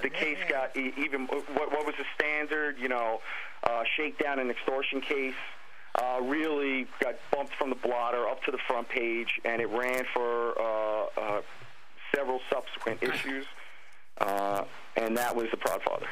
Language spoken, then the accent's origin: English; New York City, New York, United States; also born or lived in Bay Ridge, Brooklyn; I grew up in Brooklyn. I grew up in Bensonhurst and Gravesend